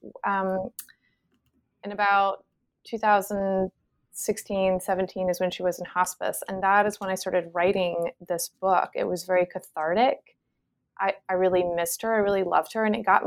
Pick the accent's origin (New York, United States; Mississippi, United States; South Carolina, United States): South Carolina, United States; Charleston; moved away as an adult; I'm from Charleston, and I've had a lovely childhood here, and I'm back